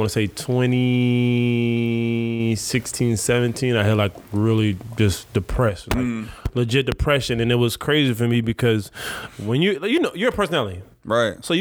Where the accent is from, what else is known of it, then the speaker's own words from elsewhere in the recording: Jamaica; I'm Jamaican, mm. Caribbean